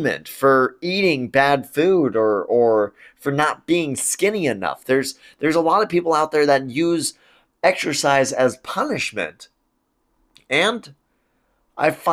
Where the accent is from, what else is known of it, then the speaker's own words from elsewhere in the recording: Spokane, Washington, United States; my hometown community